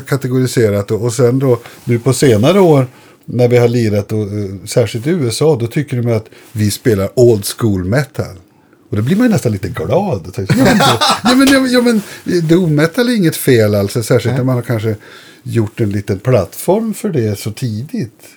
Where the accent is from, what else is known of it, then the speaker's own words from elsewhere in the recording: Boden, Norrbotten County, Sweden; moved away; also born or lived in Umeå / Vindeln; bott i Vindeln tills jag började. Det ligger fem mil inåt från Umeå